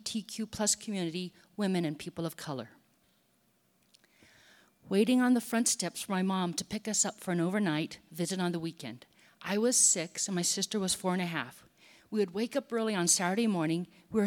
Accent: Hawaii, United States; moved away as an adult; I grew up on the North Shore of Oahu, came to the mainland to go to college, and then stayed here in the Bay Area.

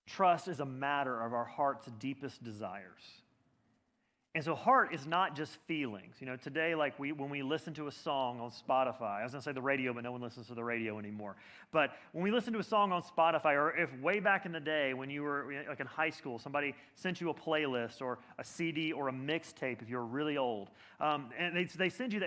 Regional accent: Birmingham, Alabama, United States; moved away as an adult; now in Boston, United States; I grew up in Birmingham, Alabama

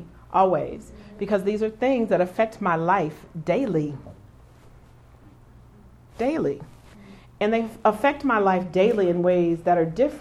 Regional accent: Kansas City, Missouri, United States; I grew up here in Kansas City. I grew up in Raytown and Lee Summit

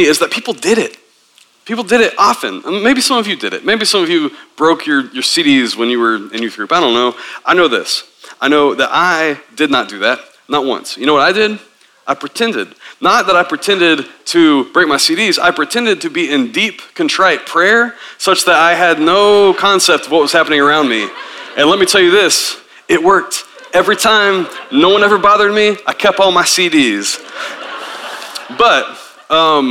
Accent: Tennessee, United States; I grew up in Tennessee as a Southern Baptist

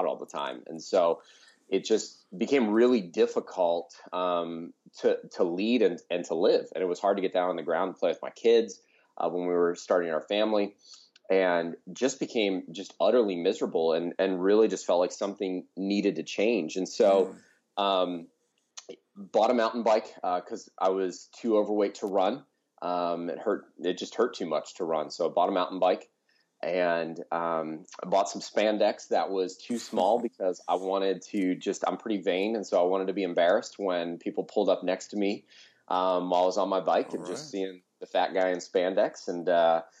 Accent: outside of Philadelphia, Pennsylvania, United States; moved away as an adult; now in Tucson, United States; a really great church where I grew up outside of Philadelphia. So I grew up on the East Coast.

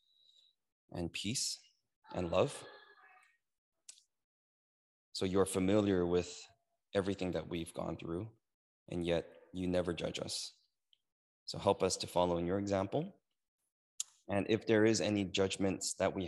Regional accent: United States; I'm Korean American

